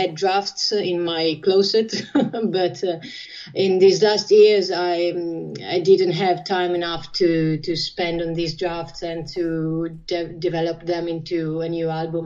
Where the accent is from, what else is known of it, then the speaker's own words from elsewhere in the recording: Ferrara, Emilia-Romagna, Italy; I'm talking to you from Ferrara, my hometown.